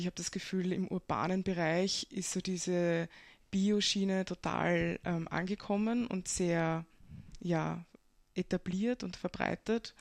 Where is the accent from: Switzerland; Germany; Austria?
Austria; Breitenfurt bei Wien, Lower Austria; moved away as an adult; also born or lived in Vienna; now in Kobersdorf, Austria; ich bin geboren in Wien und aufgewachsen in Brettenfurt bei Wien